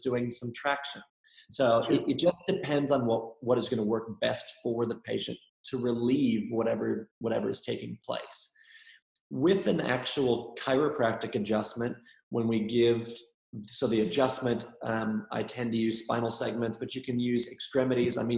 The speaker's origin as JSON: {"language": "English", "region": "Minnesota", "country": "United States", "tie": "born or raised there", "moved": "yes", "lives_now": "Sydney, Australia", "said": "where I grew up in Minnesota"}